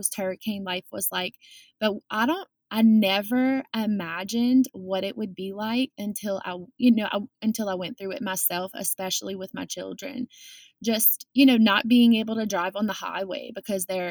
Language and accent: English; South Lafourche, Louisiana, United States; we are from the South Lafourche community